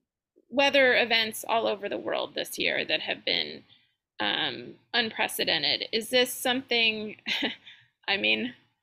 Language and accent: English; California, United States; now in Louisiana, United States; I came from California, and that is obviously, fires have always been an issue, and I've been through a few evacuations, but never thought that that would be an issue here.